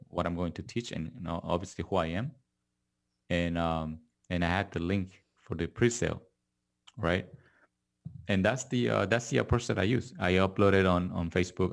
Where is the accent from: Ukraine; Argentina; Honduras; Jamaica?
Argentina; also born or lived in Korea; now in Los Angeles, United States; I was born in Korea, grew up in Argentina, and now I'm living in Los Angeles.